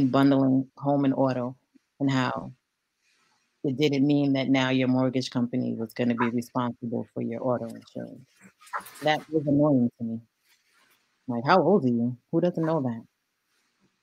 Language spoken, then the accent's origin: English; New York City, New York, United States; I'm from East New York. Like, I grew up jumping over homeless people and holding my lunch money close to get to school.